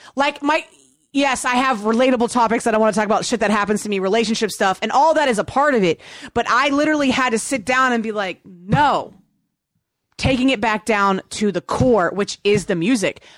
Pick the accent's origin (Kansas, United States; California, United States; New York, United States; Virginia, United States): Virginia, United States; I grew up in Virginia and I listened to hip hop.